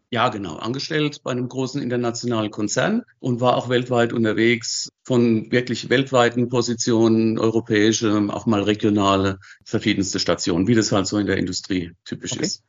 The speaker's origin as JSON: {"language": "German", "town": "Wachenheim", "region": "Rhineland-Palatinate", "country": "Germany", "tie": "born or raised there", "also_born_or_lived": "Zurich area, Switzerland", "said": "Ich bin in Wachenheim groß geworden"}